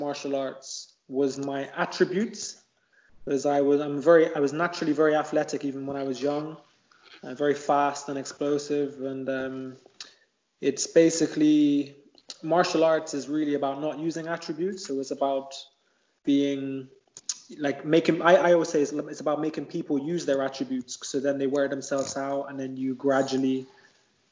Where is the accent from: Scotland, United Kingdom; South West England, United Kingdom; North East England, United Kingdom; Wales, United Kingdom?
South West England, United Kingdom; Bristol; where I grew up in Bristol, it was a housing estate called Easton.